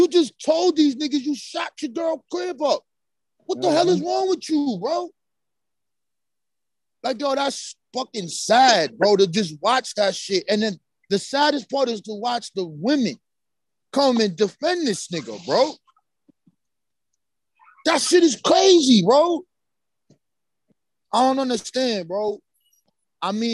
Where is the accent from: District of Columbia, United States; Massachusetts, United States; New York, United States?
New York, United States; I'm from New York